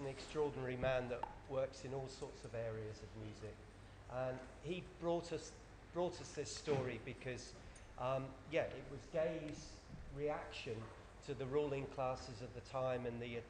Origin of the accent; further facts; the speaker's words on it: Cornwall, South West England, United Kingdom; moved away; I'm from Cornwall, beloved Cornwall, that voted UKIP